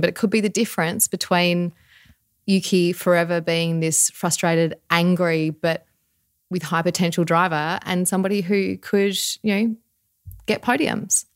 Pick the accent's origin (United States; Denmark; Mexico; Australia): Australia; we are Australian